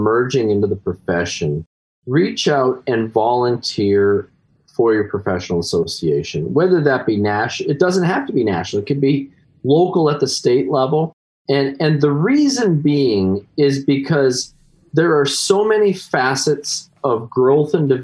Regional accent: Canada; as every Canadian does, is at least back when I was growing up, hockey is my religion

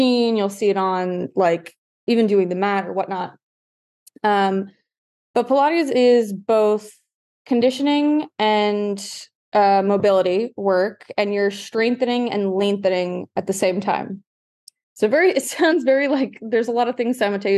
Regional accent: New York City, New York, United States; also born or lived in Manhattan; I'm originally from Staten Island, so full New Yorker

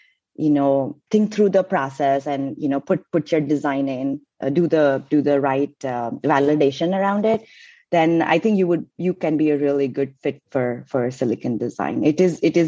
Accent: India; moved away as an adult; also born or lived in Cincinnati, Ohio, United States; I came from India to do my master's at University of Cincinnati in Ohio

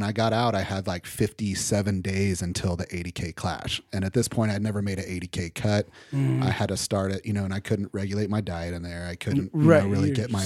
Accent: Odessa, Texas, United States; moved away; I grew up in West Texas, Odessa

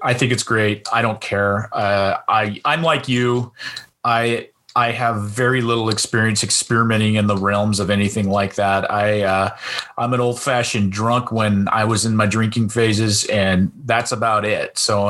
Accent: Lewis County, Washington, United States; being in Washington State, and I grew up in Lewis County in the 70s and 80s

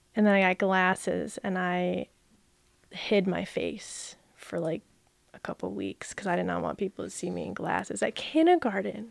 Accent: Brighton, Michigan, United States; also born or lived in Jackson, Michigan; we moved to Brighton when I was one, and I've, well, now I'm not, but I grew up in Brighton.

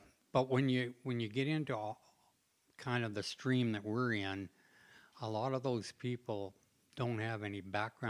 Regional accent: Langley, British Columbia, Canada; moved away; also born or lived in Surrey, British Columbia; where I grew up was on the West Coast. So I was in Langley, Surrey.

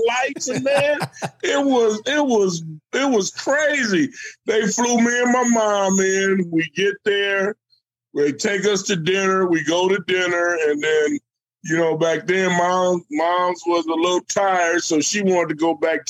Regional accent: Fresno, California, United States; it was in Fresno, my hometown

